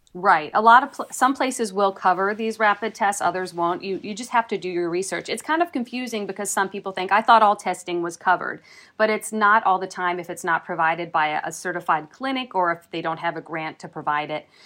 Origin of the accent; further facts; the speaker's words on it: Minnesota, United States; accent: Minnesota; now in Wisconsin, United States; my Minnesota accent